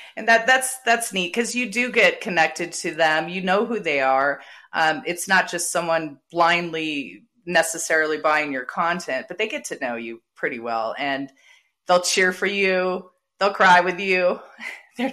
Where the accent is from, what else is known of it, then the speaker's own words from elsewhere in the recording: San Diego, California, United States; I grew up in San Diego